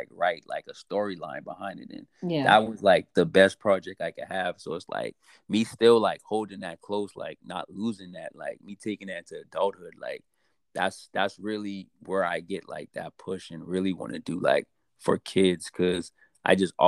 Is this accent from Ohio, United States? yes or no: no; Charleston, South Carolina, United States; moved away as an adult; also born or lived in Maryland; I grew up in Charleston. I lived in Maryland for a little while. I was in the Merchant Marines. Then I came back here